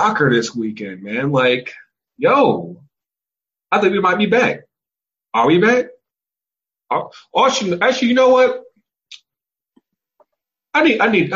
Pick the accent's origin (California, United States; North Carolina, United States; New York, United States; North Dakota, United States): North Carolina, United States; I'm from North Carolina